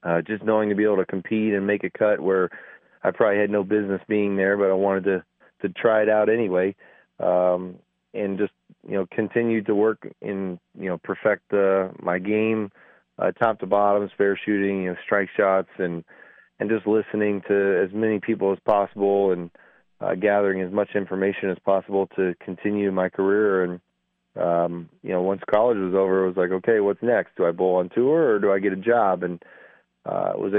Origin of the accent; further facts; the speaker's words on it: Anchorage, Alaska, United States; moved away as an adult; also born or lived in Denver, Colorado / Wichita, Kansas; Grew up in Anchorage, Alaska for 17 years